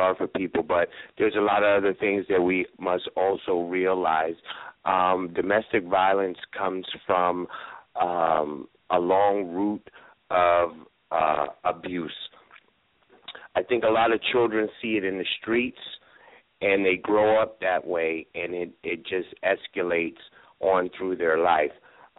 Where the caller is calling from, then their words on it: New York, United States; I'm calling in from New York